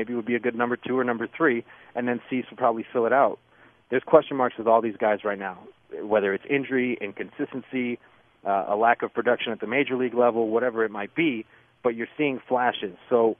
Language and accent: English; Chicago, Illinois, United States; it was just, hey, we're just White Sox fans. We're from the South Side. We like to watch baseball.